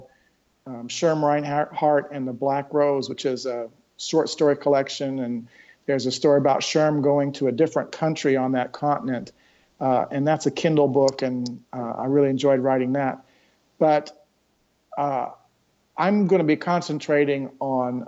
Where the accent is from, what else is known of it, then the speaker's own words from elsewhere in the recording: Bay Area, California, United States; now in North Carolina, United States; I come originally from Bay Area, California